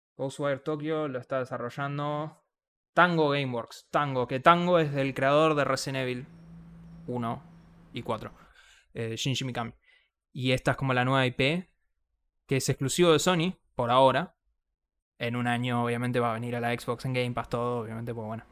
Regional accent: Argentina; nosotros siendo argentinos

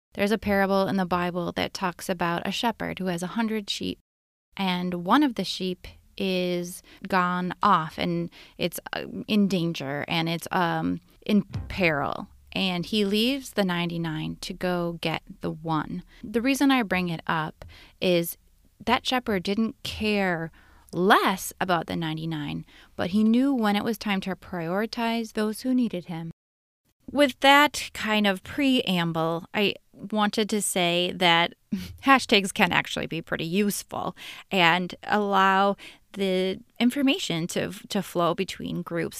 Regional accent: Minneapolis, Minnesota, United States; my hometown, my cities, the Twin Cities

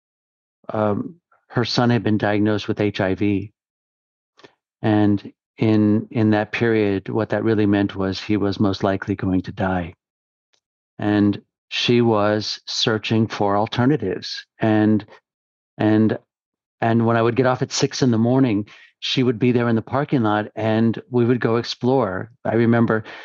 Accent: Los Angeles, California, United States; I'm from the Los Angeles area in California, and I was 17 years old

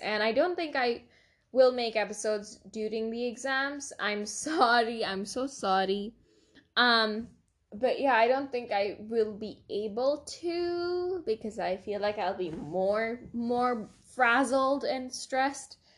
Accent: India; we're Indian. I mean, we, we live in India

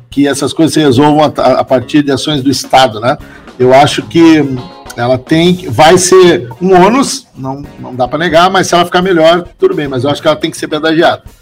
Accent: Rio Grande do Sul, Brazil; also born or lived in Porto Alegre; eu continuo gostando do Grande Sul, continuo gostando de Porto Alegre, da minha cidade natal, não Pedrito. E gostei, aprendi a gostar de Santa Catarina. No começo não foi fácil quando eu vim, vim para cá, né?

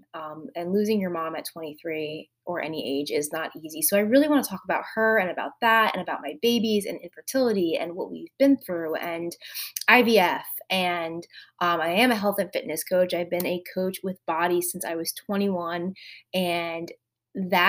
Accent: New Jersey, United States; moved away as an adult; now in Outer Banks, North Carolina, United States; We are originally from New Jersey.

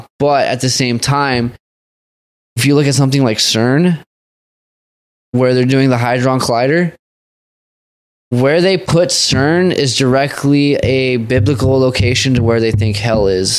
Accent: California, United States; I'm from California.

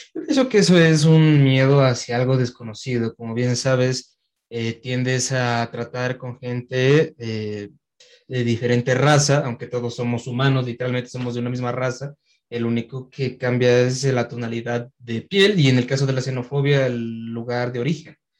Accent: Quito, Pichincha, Ecuador; nací aquí en Quito

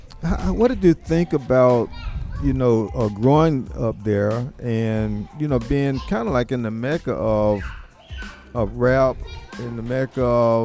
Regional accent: Columbus, Ohio, United States; I grew up here in Columbus.

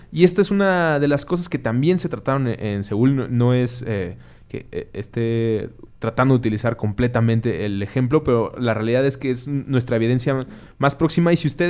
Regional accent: Mexico; como ciudadanos mexicanos

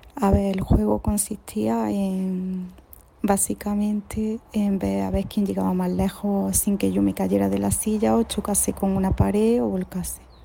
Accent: Granada, Andalusia, Spain; por el acento podéis ver que soy de Granada

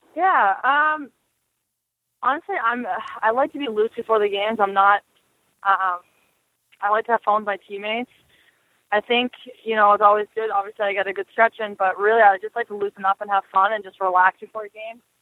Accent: Boston, Massachusetts, United States; also born or lived in Buffalo; my hometown of Boston.

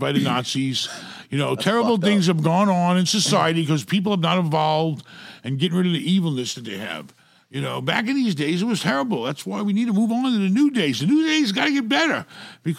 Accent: New York City, New York, United States; I grew up in New York City

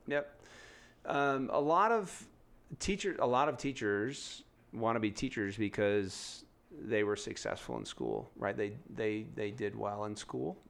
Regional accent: San Diego, California, United States; now in Denver, United States; I'm from San Diego

